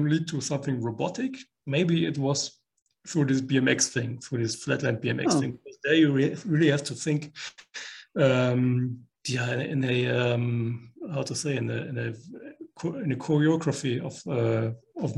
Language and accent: English; Koblenz, Rhineland-Palatinate, Germany; Koblenz, my hometown in Germany.